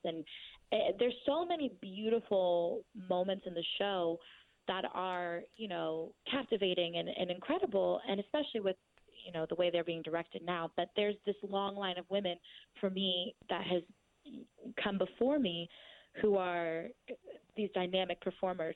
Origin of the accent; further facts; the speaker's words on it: Orange County, California, United States; I'm from the suburbs. I'm from Orange County, so I'm I'm definitely like a suburbia girl.